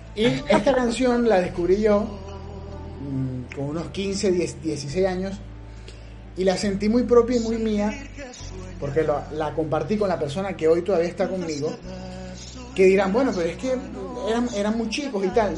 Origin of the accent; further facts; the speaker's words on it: Venezuela; como venezolanos que somos, dignos, orgullosos de eso, de llevar ese gentilicio